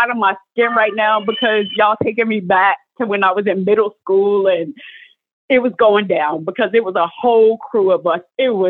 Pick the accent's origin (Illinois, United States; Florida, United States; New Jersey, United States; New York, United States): New York, United States; I grew up in Moorhaven Project on 143rd Street.